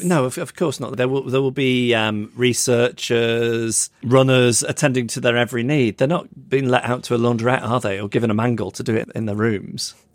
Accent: England, United Kingdom

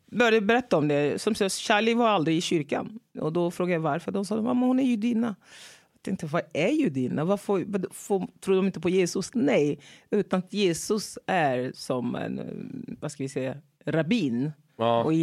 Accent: Togo; born there; Jag är född i Togo.

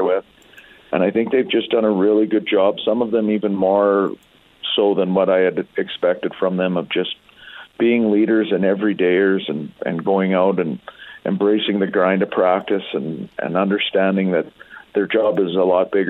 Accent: Alberta, Canada; growing up in Alberta

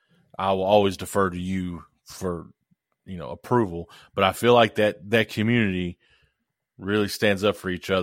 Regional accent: Moorhead, United States; that's my hometown. It's right on downtown Moorhead.

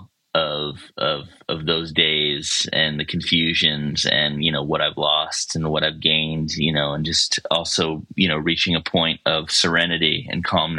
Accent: Baltimore County, Maryland, United States; moved away as an adult; now in Asheville, United States; I grew up in Baltimore County, you know, outside of the city

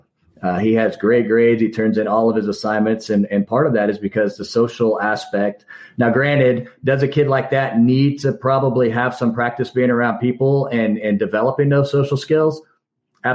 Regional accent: Kansas, United States; we're from Kansas.

